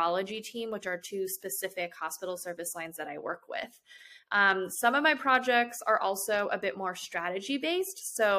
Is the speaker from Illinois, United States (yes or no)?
yes; Chicago, Illinois, United States; now in Atlanta, United States; I'm originally from Chicago, and I went to the University of Illinois at Chicago for both my undergraduate and graduate degrees.